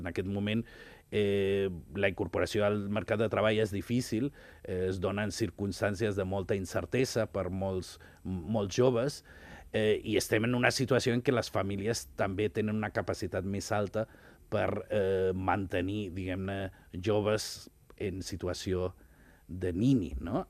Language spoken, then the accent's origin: Catalan; Ibiza, Balearic Islands, Spain; moved away; Jo sóc nascut a Eivissa